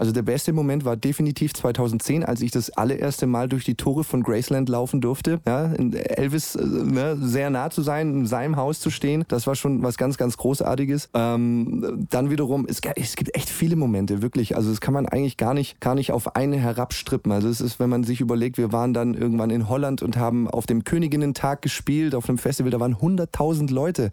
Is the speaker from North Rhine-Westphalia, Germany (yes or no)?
no; Stuttgart, Baden-Württemberg, Germany; in meiner Heimat in Stuttgart